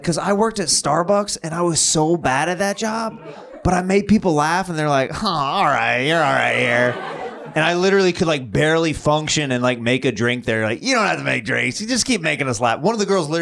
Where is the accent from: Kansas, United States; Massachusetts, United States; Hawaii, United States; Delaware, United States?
Kansas, United States; I grew up very religious, and I grew up in Kansas